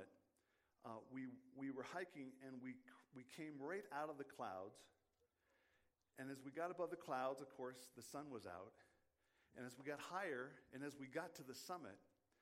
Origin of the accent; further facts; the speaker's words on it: Western Washington, United States; moved away; growing up in Western Washington